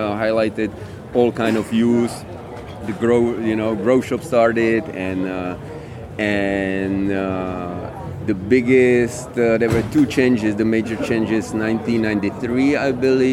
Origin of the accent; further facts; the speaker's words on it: Prague, Czechia; I'm from Czech Republic, from Prague.